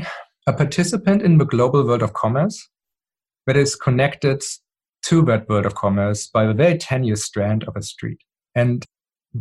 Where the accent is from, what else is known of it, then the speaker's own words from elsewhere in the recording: Germany; moved away; I grew up in Germany